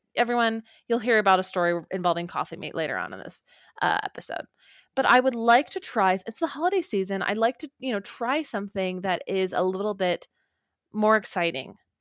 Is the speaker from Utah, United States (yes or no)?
yes; Orem, Utah, United States; moved away; home to Orem, Utah